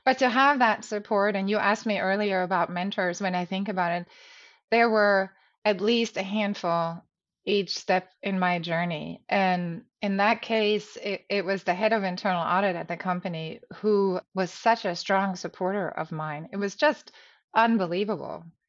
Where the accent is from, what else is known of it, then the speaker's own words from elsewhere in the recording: Germany; moved away; I grew up in Germany